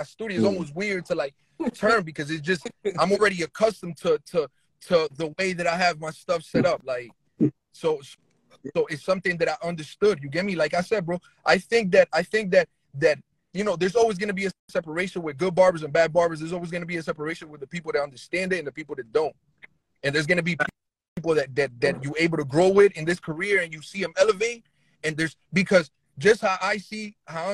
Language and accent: English; New Jersey, United States; I'm from New Jersey